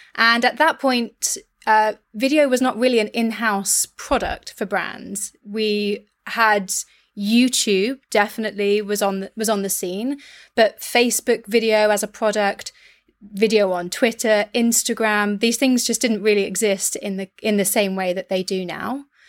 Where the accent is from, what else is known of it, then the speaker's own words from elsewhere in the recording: West Country, South West England, United Kingdom; I'm from the West Country